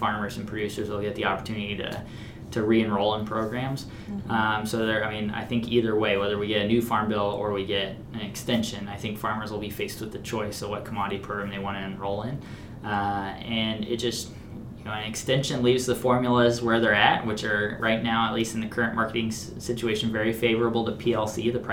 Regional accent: Missouri, United States; moved away; my home state of Missouri

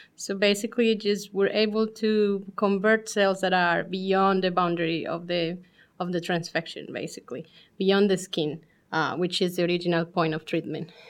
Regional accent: Colombia; moved away as an adult; now in Columbus, United States; we're originally from Colombia

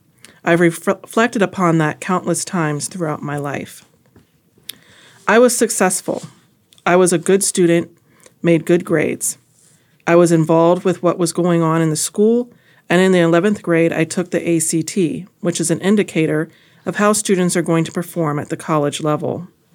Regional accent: East St. Louis, Illinois, United States; I grew up in East St. Louis, Illinois, District 189.

